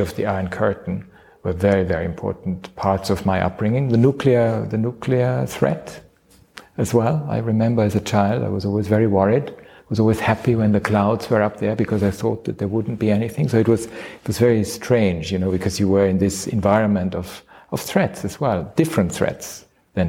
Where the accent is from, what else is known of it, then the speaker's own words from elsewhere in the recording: Austria; moved away; as I was growing up in Austria